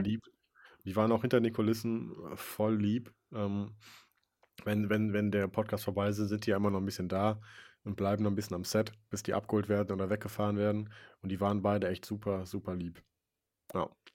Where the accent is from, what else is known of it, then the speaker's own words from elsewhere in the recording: Wipperfürth, North Rhine-Westphalia, Germany; Ich bin geboren in Wipperfürth